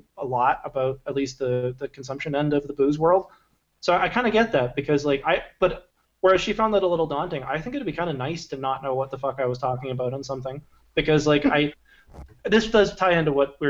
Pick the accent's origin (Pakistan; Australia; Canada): Canada; Victoria, British Columbia; I'm native, born and raised in Victoria, so we had a boat when I was a kid